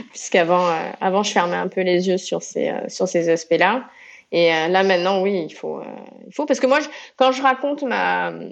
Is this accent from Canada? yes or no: no; Réunion, France; now in Marseille, France; quand on est réunionnaise, on arrive à, Marseille dans les années 90